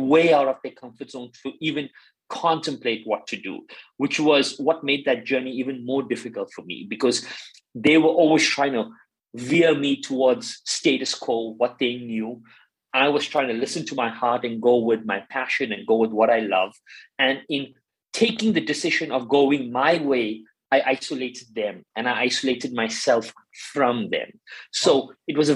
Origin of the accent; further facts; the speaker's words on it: South Africa; I'm South African and I grew up in South Africa during the apartheid